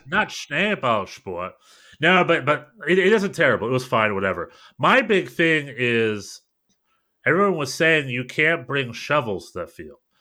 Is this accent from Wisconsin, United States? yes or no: no; North Carolina, United States; I'm from North Carolina